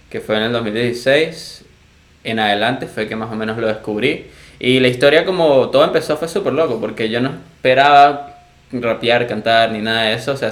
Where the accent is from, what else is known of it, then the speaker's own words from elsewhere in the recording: Venezuela; accent: Venezuelan; moved away; No, fue así como que el tiempo que yo estuve aquí, como que mi venezolano se generalizó.